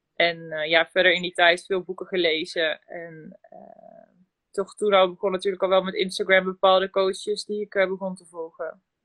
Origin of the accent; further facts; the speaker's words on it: Drenthe, Netherlands; moved away as an adult; also born or lived in Land van Maas en Waal, Gelderland; now in Gelderland, Netherlands; Ik kom uit Drenthe, maar ik woon nu inmiddels zo'n ruim drie jaar ja, in Gelderland-Zuid, het land van Maas en Waal.